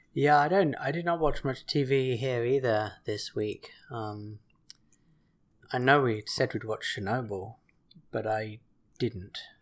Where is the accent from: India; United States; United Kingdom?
United Kingdom; England; born or raised there; moved away